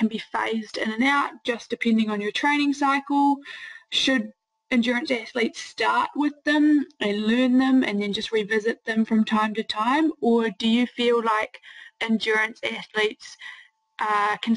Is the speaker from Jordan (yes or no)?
no; New Zealand; now in Netherlands; I'm from New Zealand but now based in the Netherlands.